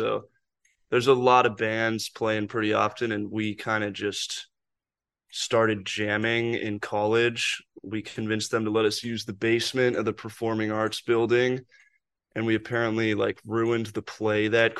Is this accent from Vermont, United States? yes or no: no; Seattle, Washington, United States; moved away as an adult; Yeah, I grew up in Seattle and then moved to Savannah when I was 18 to go to school.